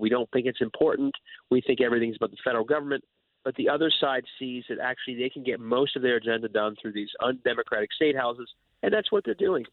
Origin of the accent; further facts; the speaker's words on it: Ohio, United States; I'm from Ohio, which thought of as a moderate state